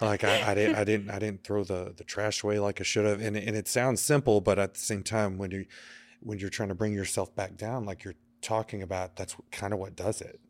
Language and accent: English; Texas, United States; also born or lived in Chelsea, New York; now in New York, United States; I'm from Texas